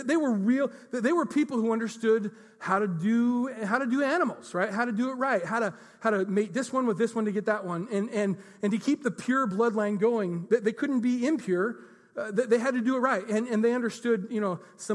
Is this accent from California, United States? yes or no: no; Enumclaw, Washington, United States; I was raised in Enumclaw